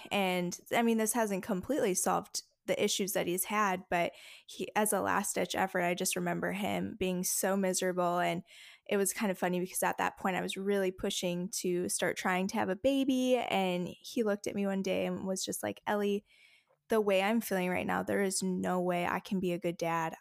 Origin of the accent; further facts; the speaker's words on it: Faribault, Minnesota, United States; also born or lived in Bloomington, Minnesota; I was born in Bloomington, Minnesota, and then I grew up in Faribault, Minnesota